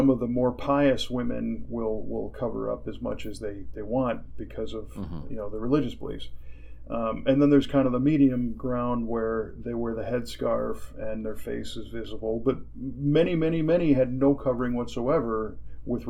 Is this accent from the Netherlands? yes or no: no; United States; I'm an American